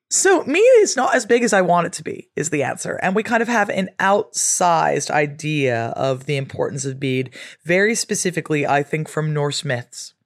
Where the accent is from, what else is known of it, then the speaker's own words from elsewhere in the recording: West Coast of America, United States; moved away as an adult; now in England; growing up on the West Coast of America